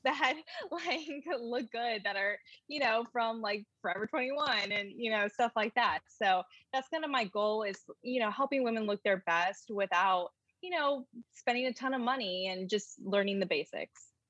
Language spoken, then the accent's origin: English; North Carolina, United States; moved away as an adult; also born or lived in New York City; now in Charlotte, United States; I grew up in North Carolina